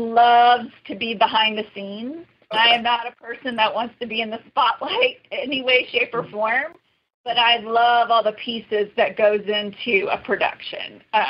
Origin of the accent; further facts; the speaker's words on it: Savannah, Georgia, United States; I grew up in Savannah, Georgia. I actually grew up on Burnside Island, so that's okay. Near Skidaway Island. It's kind of the last island going, you know, to Savannah.